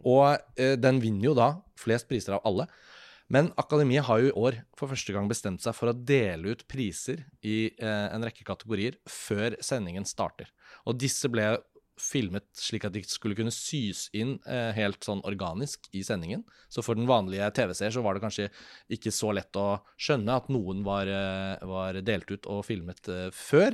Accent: Norway; hjemme i Norge

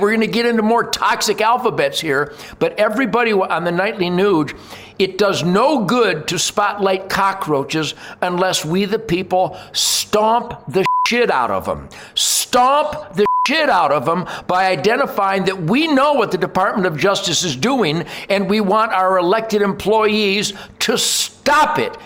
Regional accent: Detroit, Michigan, United States; I grew up in Detroit as the arsenal of democracy

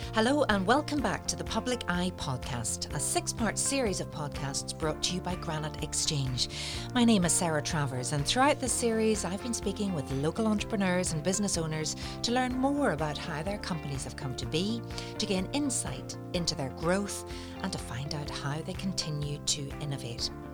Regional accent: North Coast, Northern Ireland, United Kingdom; I'm from the North Coast

